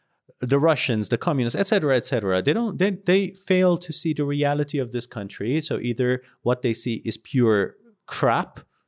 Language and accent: English; Tehran, Tehran Province, Iran; I was born here. I was born in Tehran. I have an Iranian background, and this is home for me.